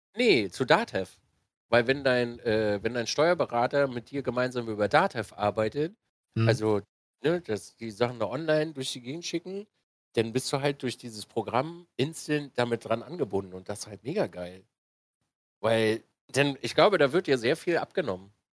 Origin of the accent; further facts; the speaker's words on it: Switzerland; als äh, Schweizer